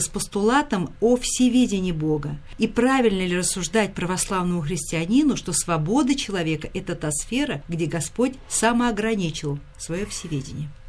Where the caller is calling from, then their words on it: Belgorod, Belgorod Oblast, Russia; Я звоню из Белгорода